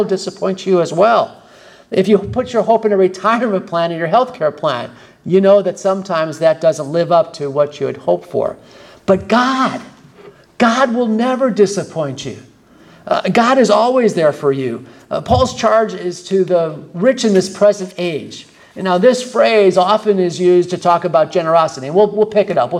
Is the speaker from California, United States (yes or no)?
no; Michigan, United States; I'm from Michigan